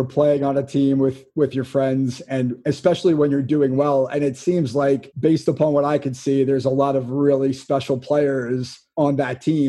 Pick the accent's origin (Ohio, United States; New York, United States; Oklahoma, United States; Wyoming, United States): New York, United States; Malverne; Ava is from my hometown of Malvern, Long Island. So she's representing where I grew up.